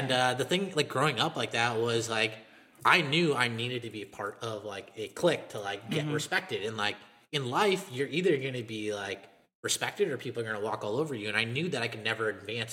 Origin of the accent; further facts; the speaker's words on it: Boston, Massachusetts, United States; accent: Boston; moved away; also born or lived in Italy; I'm an Indian kid that grew up in Boston, and I spoke with a Boston accent for the majority of my life